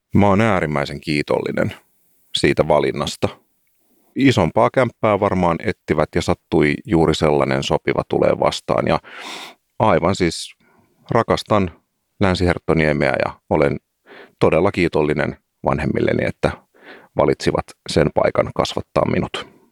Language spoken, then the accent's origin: Finnish; Helsinki, Uusimaa, Finland; olen siis paljasjalkainen helsinkiläinen.